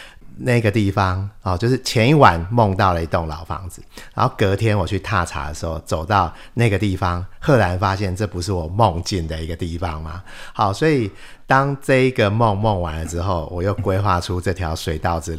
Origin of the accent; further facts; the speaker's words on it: Taipei, Taiwan; 我的家乡哦，台北